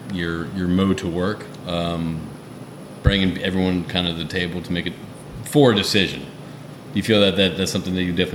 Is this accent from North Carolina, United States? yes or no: no; Connecticut, United States; moved away; also born or lived in Houston, Texas; I was born in Houston, but I grew up in Connecticut, okay?